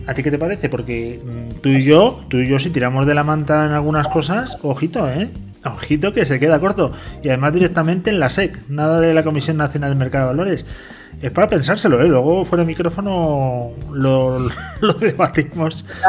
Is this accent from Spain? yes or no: yes; Spain; yo soy muy español, muy latino